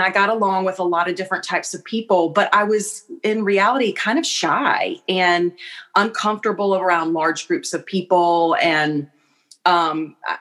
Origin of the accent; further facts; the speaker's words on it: Columbia, South Carolina, United States; moved away as an adult; now in Charleston, United States; I grew up in Columbia. So like an hour and a half kind of northwest of Charleston